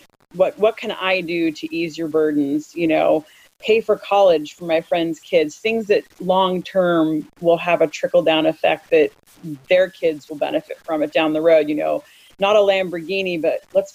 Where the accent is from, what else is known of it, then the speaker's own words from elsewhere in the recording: United States; moved away as an adult; also born or lived in Italy; Born and raised in America, used to the things that I have easy access